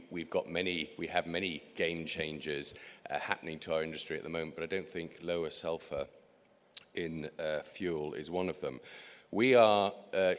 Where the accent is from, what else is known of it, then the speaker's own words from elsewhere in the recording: England, United Kingdom; the landscape in my home country, England